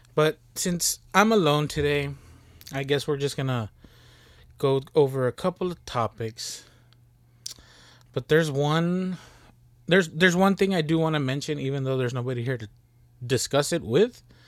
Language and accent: English; Texas, United States; we from Texas